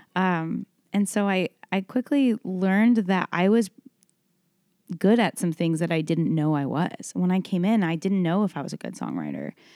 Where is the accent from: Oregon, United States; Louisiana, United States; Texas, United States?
Texas, United States; Dallas; born or raised there; moved away as an adult; now in Nashville, United States